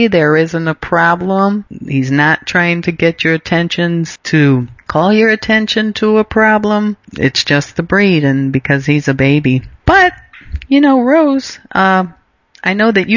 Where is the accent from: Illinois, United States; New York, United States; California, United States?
Illinois, United States; Chicago; I'm from Chicago, Illinois myself